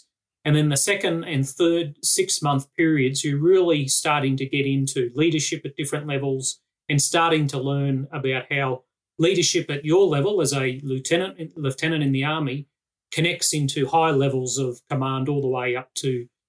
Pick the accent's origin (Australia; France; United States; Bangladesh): Australia; So I retired officially last Sunday after 35 years, 1 month and 11 days as an Australian soldier.